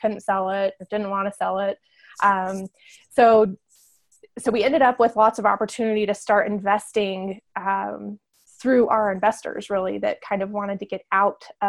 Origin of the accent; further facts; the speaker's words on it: Northern Arizona, United States; moved away as an adult; also born or lived in San Diego; now in Farmington, United States; I grew up in Northern Arizona